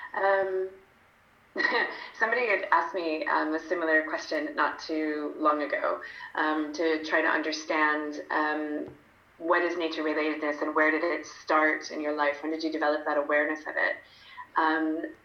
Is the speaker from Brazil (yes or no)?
no; United Kingdom; also born or lived in London; I'm British, so I spent most of my adult life in London